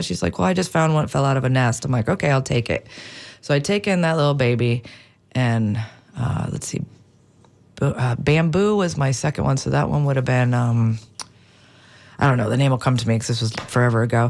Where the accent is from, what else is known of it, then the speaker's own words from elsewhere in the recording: Wisconsin, United States; now in St. Petersburg, United States; I grew up in Wisconsin, so up there, the animals are a lot different than here